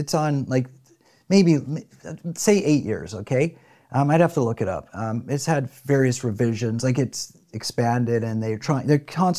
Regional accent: Canada; now in San Diego, United States; And I say that not, I say, listen, I'm formerly Canadian and I love California. I love living here

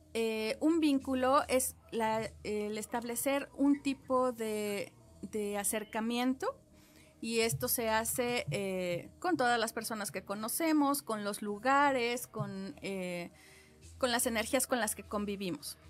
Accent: Mexico; Yo que tengo sangre guerrerense y oaxaqueña

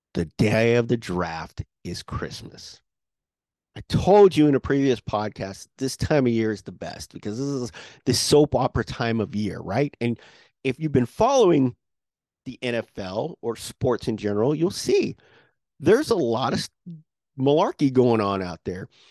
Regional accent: San Jose, California, United States; moved away as an adult; now in Sacramento, United States; born and raised in San Jose

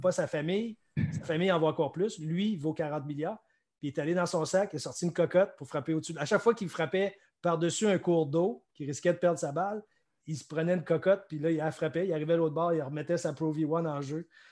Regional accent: Quebec, Canada; du Québec, ici, pro du Québec

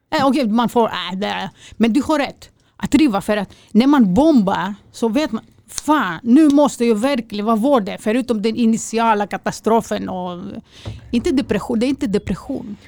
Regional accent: Greece; now in Sweden; jag är okej för en grek

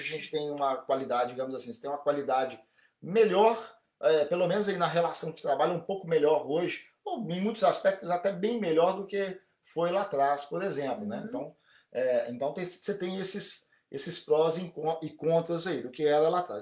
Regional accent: Brazil; now in Japan; como brasileiro no Japão, como dentro da comunidade brasileira no Japão

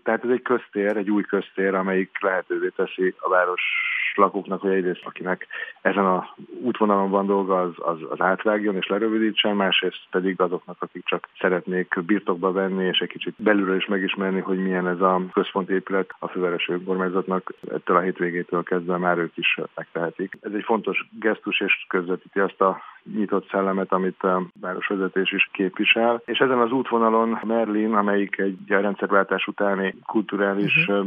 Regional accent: Budapest, Hungary; én itt születtem, és, és itt is lakom

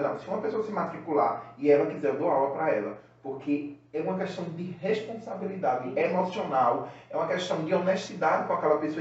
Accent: Recife, Pernambuco, Brazil; Recife, né, que é a cidade onde eu nasci, é o estado

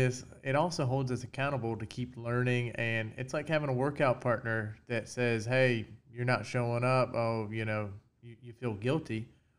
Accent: North Florida, United States; I'm 31. I was born and raised in North Florida.

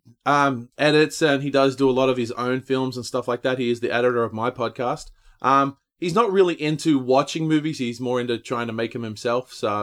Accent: Australia; now in United States; Yeah, growing up in Australia, obviously very similar to growing up here

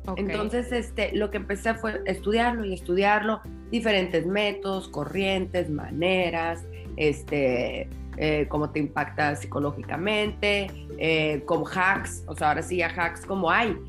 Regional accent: Tijuana, Baja California, Mexico; moved away as an adult; also born or lived in Guadalajara; yo soy de Tijuana eh, y a los cinco años de casada me, me mudé a Guadalajara

